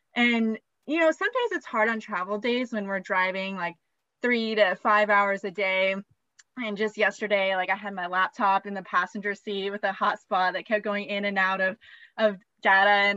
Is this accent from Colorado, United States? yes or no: yes; Colorado, United States; moved away as an adult; we're from Colorado